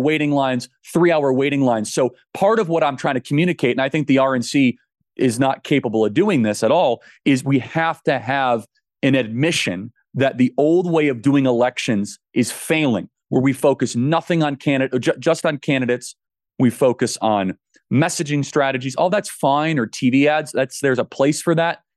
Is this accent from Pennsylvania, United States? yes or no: no; Arizona, United States; now I'm from Arizona